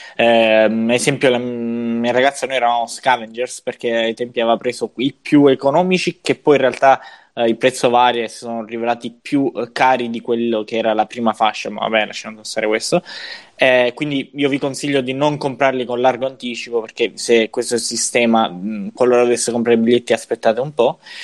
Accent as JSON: {"language": "Italian", "region": "Sicily", "country": "Italy", "said": "dalle nostre parti in Sicilia"}